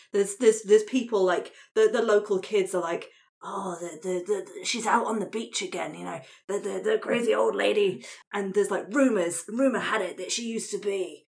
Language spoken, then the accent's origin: English; East of England, United Kingdom; I mean, I grew up in Suffolk. So this is what I'm picturing, this kind of like rural coastal area